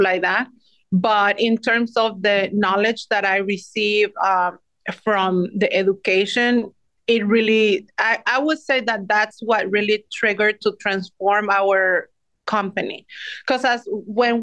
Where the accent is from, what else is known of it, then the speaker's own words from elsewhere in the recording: Mexico City, Mexico; moved away as an adult; now in New York City, United States; I am originally from Mexico City. Came here when I was 18 years old to New York City